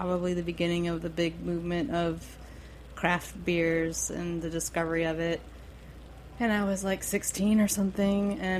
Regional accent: Ohio, United States; now in New York City, United States; I grew up in Ohio

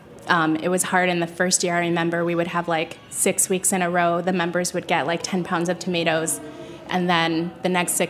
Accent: Washington, District of Columbia, United States; my hometown

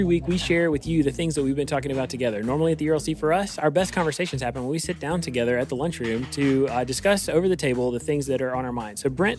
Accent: Eastern North Carolina, United States; now in Tennessee, United States; before I moved out to Tennessee, I lived in Eastern North Carolina, and my hometown was affected in a significant way twice in my life by major hurricanes and devastating flooding

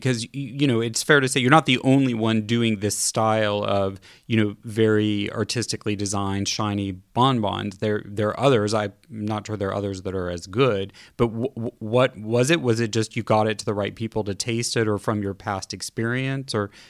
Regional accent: San Francisco, California, United States; born there; because I have personal connections to both Kansas City and San Francisco, which is where I was born in California.

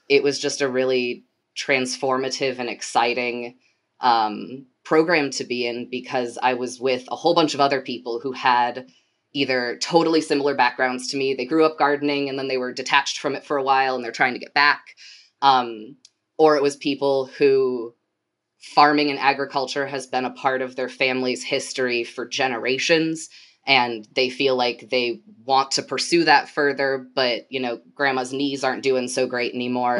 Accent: Portage, Michigan, United States; moved away as an adult; also born or lived in Kalamazoo, Michigan / Washington, D.C.; I grew up in Portage, which is the city right to the south of Kalamazoo

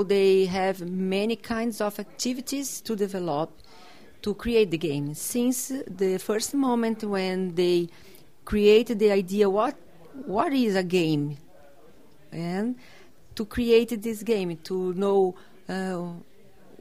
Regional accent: South Region, Brazil; English is a second language; I am from Brazil, south of Brazil.

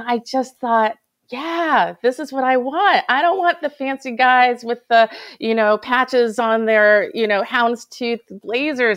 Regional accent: Hudson Valley, New York, United States; I grew up in the Hudson Valley where there were a fair amount of farms

